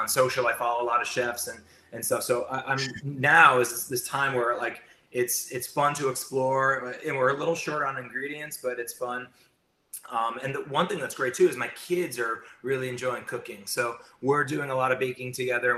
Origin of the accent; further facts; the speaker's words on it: New York, United States; I'm a New Yorker. I work in New Jersey